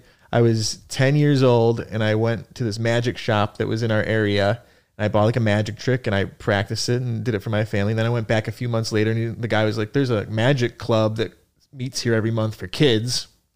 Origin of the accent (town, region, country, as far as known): Buffalo, New York, United States; now in New York City, United States